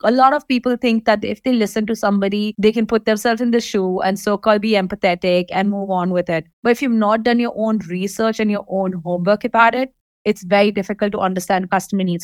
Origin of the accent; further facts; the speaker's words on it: Dubai, United Arab Emirates; I'm born and raised in Dubai